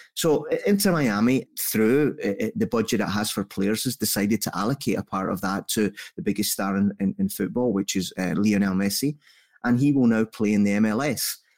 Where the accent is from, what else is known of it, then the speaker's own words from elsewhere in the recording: Scotland, United Kingdom; So I'm Scottish only in upbringing.